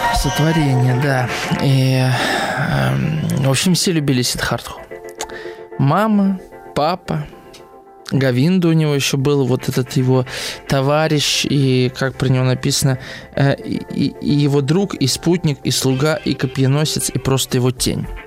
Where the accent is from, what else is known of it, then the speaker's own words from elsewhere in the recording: Moscow, Russia; я москвич